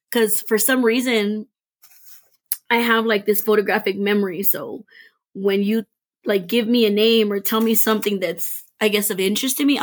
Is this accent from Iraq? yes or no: yes; Iraq; I'm from Iraq.